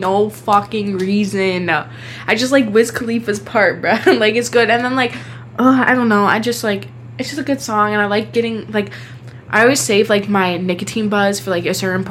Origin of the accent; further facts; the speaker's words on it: Wisconsin, United States; we're from Wisconsin